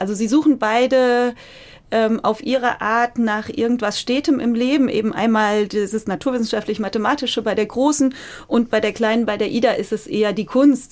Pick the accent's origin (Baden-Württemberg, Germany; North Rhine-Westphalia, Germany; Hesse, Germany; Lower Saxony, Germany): Hesse, Germany; Oberursel; ich komme aus Oberursel und bin da sehr verwurzelt